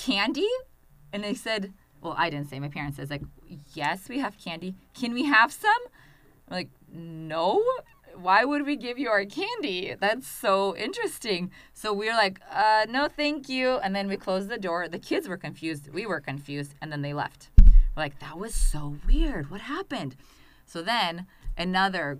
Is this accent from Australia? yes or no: no; Russia; English is a second language; now in United States; growing up in Russia